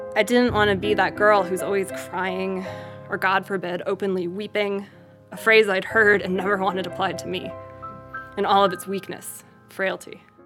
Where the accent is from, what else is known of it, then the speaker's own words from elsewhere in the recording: Chicago suburbs, Illinois, United States; moved away as an adult; also born or lived in Boulder, Colorado; my childhood growing up in the Chicago suburbs